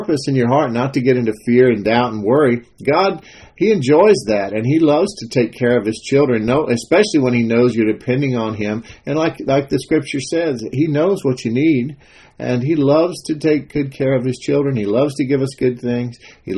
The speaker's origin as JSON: {"language": "English", "region": "Texas", "country": "United States", "said": "I'm a Texan. I like to make my own chili from scratch."}